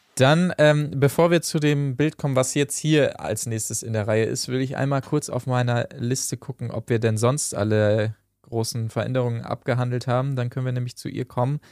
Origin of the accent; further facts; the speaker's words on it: Achim, Lower Saxony, Germany; moved away; Achim bei Bremen, da bin ich geboren worden, habe ansonsten allerdings keinen Bezug mehr zu Achim